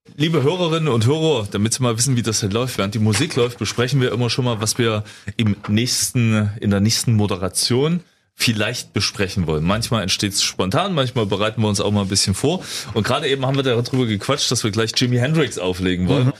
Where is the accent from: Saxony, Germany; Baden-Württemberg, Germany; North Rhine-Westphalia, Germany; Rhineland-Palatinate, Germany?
Saxony, Germany; ich kann's als äh, Sachse auch mal dazu sagen